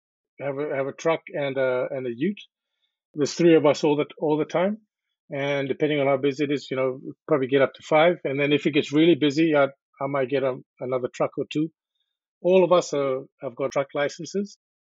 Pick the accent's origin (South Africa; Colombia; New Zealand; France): New Zealand; now in Australia; Well, I came to Australia from New Zealand in 1999